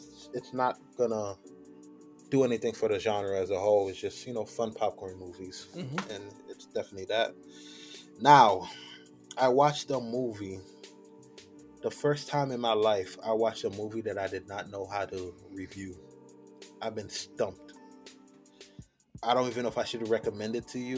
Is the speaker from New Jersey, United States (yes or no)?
yes; New Jersey, United States; I'm from New Jersey